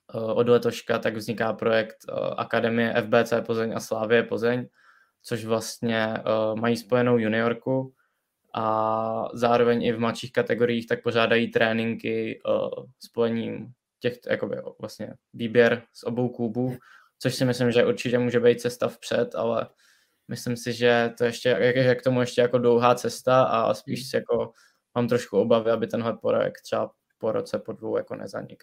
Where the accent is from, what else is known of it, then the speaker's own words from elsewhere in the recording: Plzeň, Plzeň Region, Czechia; já pocházím z Plzně a vlastně chodím na školu do Plzně